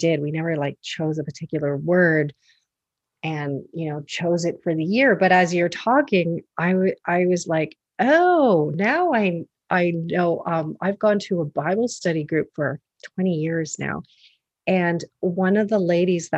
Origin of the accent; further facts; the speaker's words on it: Canada; I'm Canadian, so I say Jabez